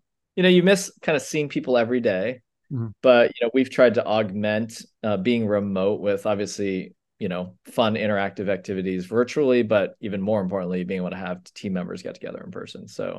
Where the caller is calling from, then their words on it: San Francisco, California, United States; San Francisco. Me and four other people who have stayed in the Bay Area.